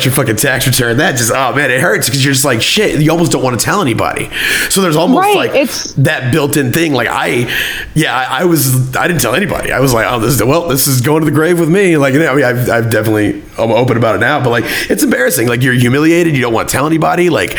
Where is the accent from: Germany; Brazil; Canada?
Germany; we grew up in Germany, like as a kid, like my parents were military, they lived over there.